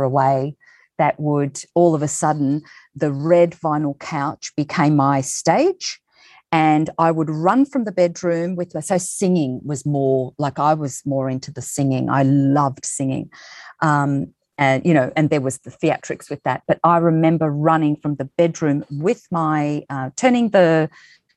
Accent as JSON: {"language": "English", "town": "Lilydale", "region": "Victoria", "country": "Australia", "tie": "born or raised there", "said": "I'm from Lilydale, Victoria, so Wurundjeri. I was born on Wurundjeri land. So Lilydale, Victoria."}